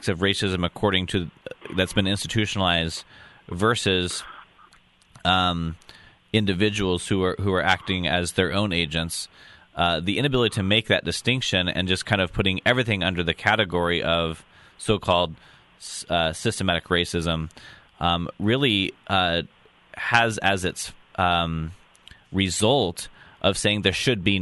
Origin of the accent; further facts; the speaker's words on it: Oregon, United States; In my home state of Oregon